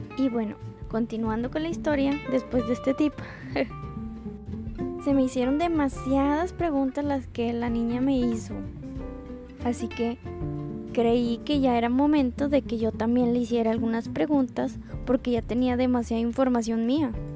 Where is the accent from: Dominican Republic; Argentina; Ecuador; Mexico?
Mexico; como los mexicanos decimos